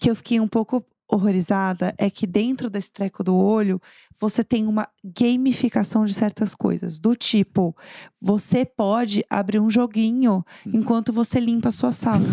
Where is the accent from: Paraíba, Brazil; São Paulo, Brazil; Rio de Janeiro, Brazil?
São Paulo, Brazil; eu sou de São Paulo, capital